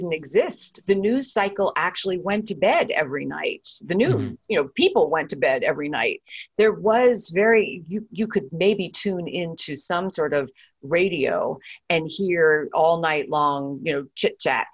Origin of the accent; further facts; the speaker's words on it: New York, United States; when I was a kid growing up in New York